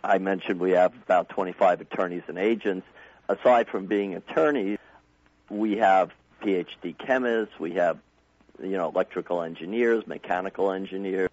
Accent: New York, United States; now in Arizona, United States; I was originally from New York

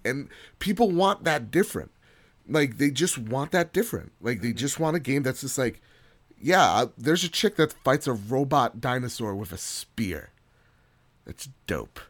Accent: United States; as an American

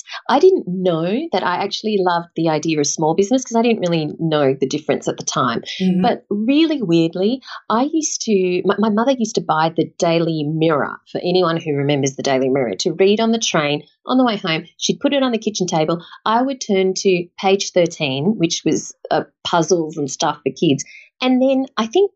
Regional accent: Sydney, New South Wales, Australia; also born or lived in London; I grew up in the Shire, so near Cronulla.

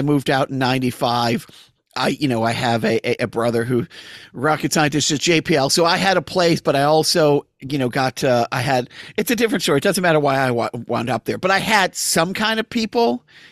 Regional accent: Medford, Massachusetts, United States; Medford, which is where I was born

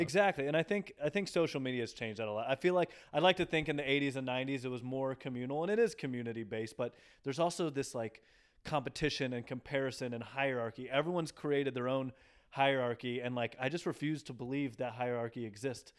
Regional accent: Nashville, Tennessee, United States; also born or lived in Dallas; now in New York, United States; I'm from Nashville

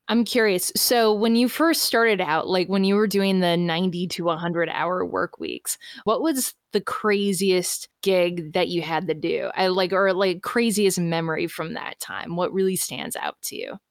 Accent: Florida, United States; I'm from Florida

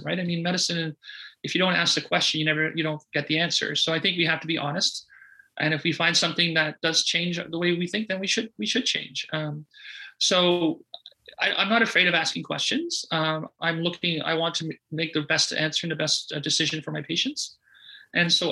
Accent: Sudbury, Ontario, Canada; I grew up in Sudbury, Ontario.

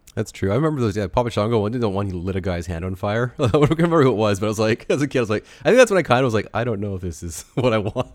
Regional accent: Canada; being a Canadian

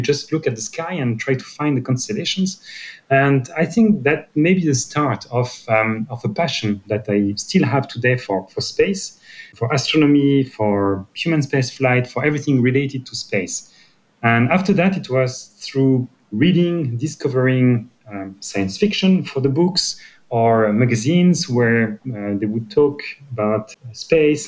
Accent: Brittany, France; English is a second language; moved away; I'm coming from Brittany

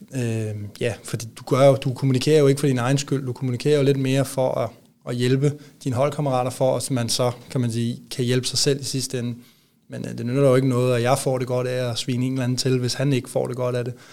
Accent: near Copenhagen, Capital Region of Denmark, Denmark; moved away as an adult; also born or lived in Odense; now in Aalborg, Denmark; jeg er vokset op ikke ret langt væk fra, ja, fra, fra broerne derinde

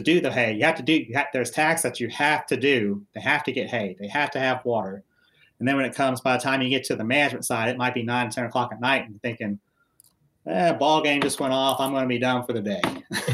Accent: United States; I was originally born and raised in Mercer County, grew up on a small registered Angus farm

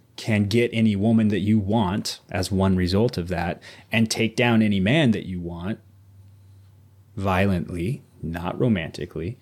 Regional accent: Southwest Missouri, United States; moved away; growing up in Southwest Missouri

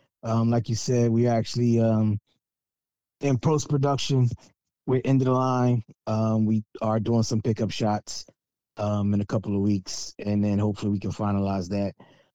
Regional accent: Philadelphia, Pennsylvania, United States; I was born at the University of Pennsylvania Hospital over there at Ace and Spruce on Saturday, June 25th, 1977 at 1:13 a.m.

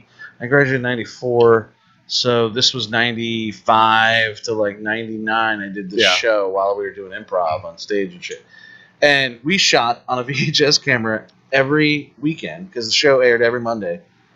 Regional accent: Ocala, Florida, United States; also born or lived in Zephyrhills, Florida; I grew up in Ocala. It was basically trailer parks, horse farms, and football.

